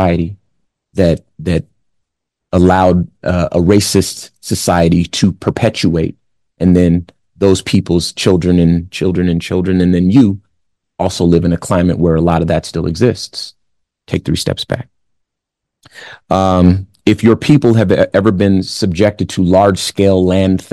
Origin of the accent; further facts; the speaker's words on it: Compton, California, United States; I'm from Compton in the 80s.